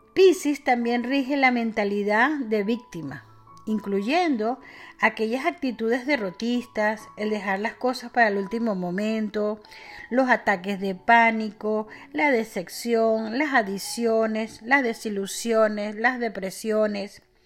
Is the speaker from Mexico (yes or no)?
no; Venezuela; en mi país Venezuela le llamamos guanetes